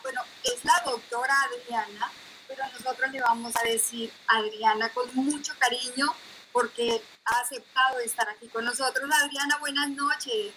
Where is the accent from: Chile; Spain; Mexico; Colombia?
Colombia; now in Netherlands; yo soy de Colombia, pero soy de provincia